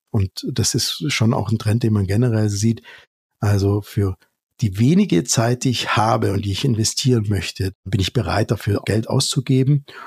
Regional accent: Germany; wir als Deutsche

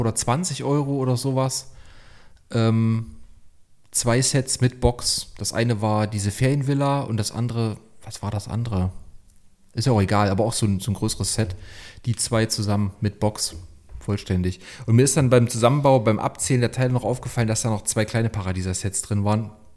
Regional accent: Leipzig, Saxony, Germany; ich komme aus Leipzig

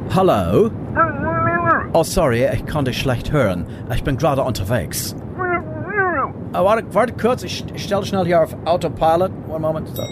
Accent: Rhineland-Palatinate, Germany; wir als Pfälzer

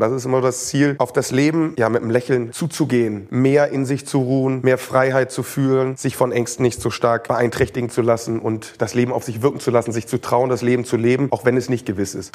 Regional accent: Hamburg, Germany; Also ich bin ganz normal in Hamburg groß geworden

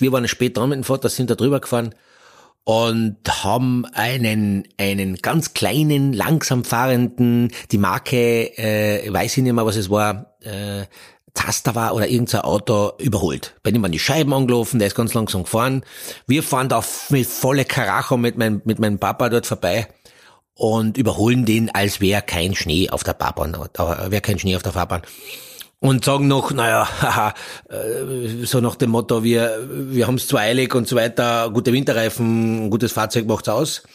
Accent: Austria

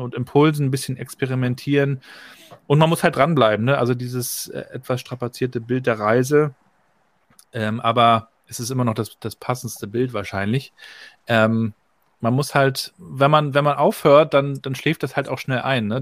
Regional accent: Rostock, Mecklenburg-Vorpommern, Germany; Ich bin ja 80 geboren hier in Rostock, also noch zur Zeit der DDR.

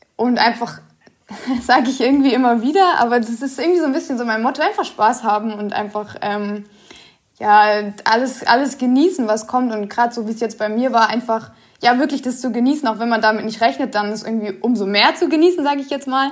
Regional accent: Karlsruhe, Baden-Württemberg, Germany; also born or lived in Giessen; ich bin in Gießen geboren, allerdings in Karlsruhe aufgewachsen

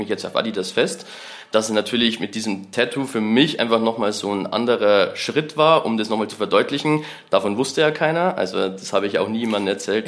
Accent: Bavarian Forest, Germany; ich bin halt im Bayerischen Wald am Land aufgewachsen.

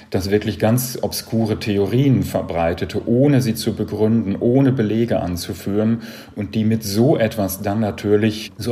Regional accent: North Rhine-Westphalia, Germany; ich komme aus dem Sauerland, ländlicher Raum, katholisch geprägt. Ich hatte keine andere Wahl, als katholisch zu werden.

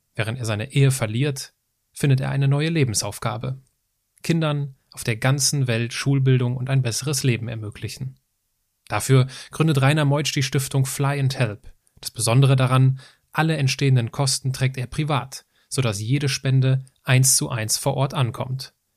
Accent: Altenkirchen, Rhineland-Palatinate, Germany; moved away; also born or lived in Hachenburg; nebenan von Altenkirchen, wo ich aufgewachsen bin.

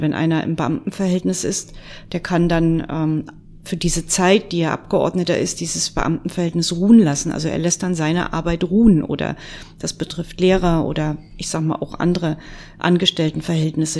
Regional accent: Mecklenburg-Vorpommern, Germany; bei uns in Mecklenburg-Vorpommern

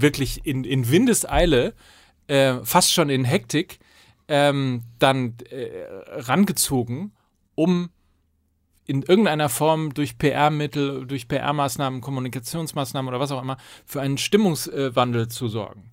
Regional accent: North Rhine-Westphalia, Germany; ich komme ja aus Ostwestfalen

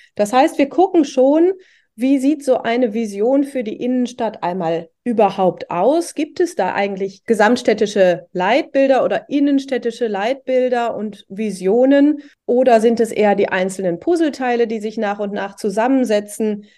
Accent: Oberhausen, North Rhine-Westphalia, Germany; ich komme ja aus Oberhausen, mitten im Ruhrgebiet

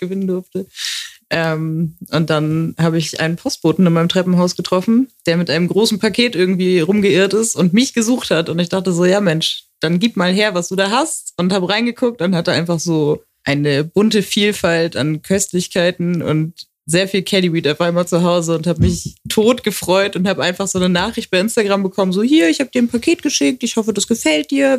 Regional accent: Hamburg, Germany; moved away as an adult; now in Frankfurt, Germany; ich bin in Hamburg geboren, ich habe mein ganzes Leben dort gelebt.

